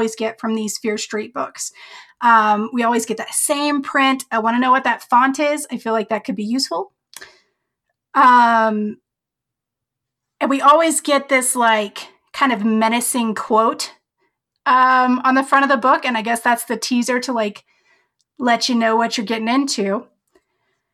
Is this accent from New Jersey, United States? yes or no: no; Colorado, United States; I'm from Colorado